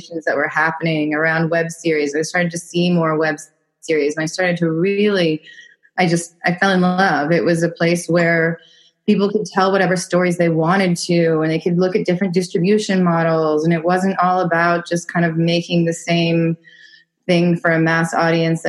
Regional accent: Dallas, Texas, United States; moved away as an adult; also born or lived in New York; now in Berlin, Germany; I'm originally from Dallas, Texas, but I lived for 10 years in New York

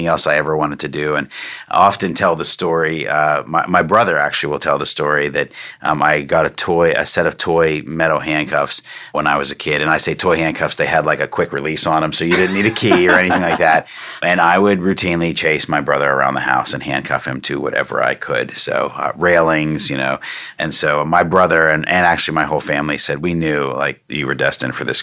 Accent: Pittsburgh, Pennsylvania, United States; moved away as an adult; now in Frederick, United States; I was born and raised in Pittsburgh

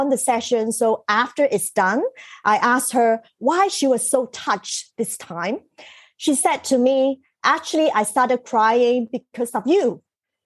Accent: Shanghai, China; I was born in Shanghai

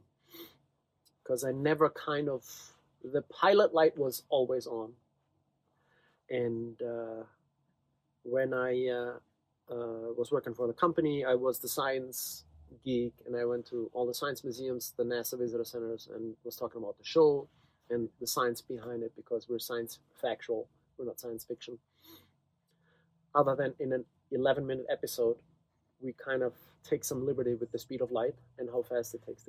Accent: Germany; moved away as an adult; also born or lived in Virginia / New York City; now in Utah, United States; I grew up in Germany. I came to the States 26 years ago to go to graduate school

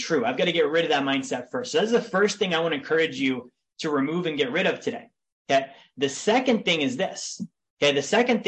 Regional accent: Big Lake, Alaska, United States; I grew up in a town in Alaska called Big Lake.

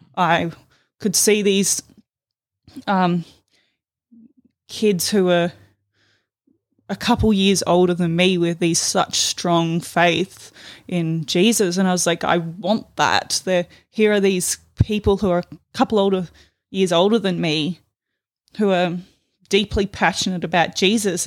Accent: Palmerston, Northern Territory, Australia; also born or lived in Darwin; raised in Darwin. Um, actually, the, raised in the satellite city of Palmerston

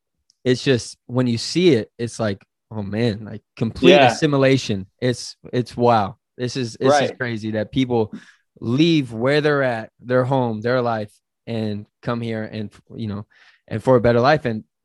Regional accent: West Coast, United States; I, you know, obviously growing up on the West Coast for me, like I've seen it, but like here, it's not a knock.

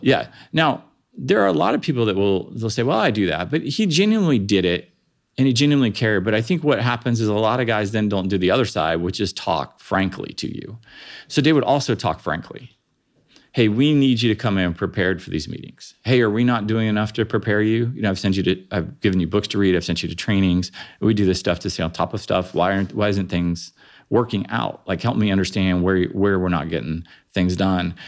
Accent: Springfield, Ohio, United States; I grew up in Springfield, Ohio

